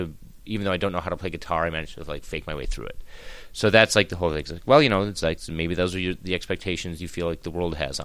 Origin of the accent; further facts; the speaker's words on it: Wisconsin, United States; I'm just a kid from Wisconsin, a bald kid from Wisconsin, a bald 43-year-old kid from Wisconsin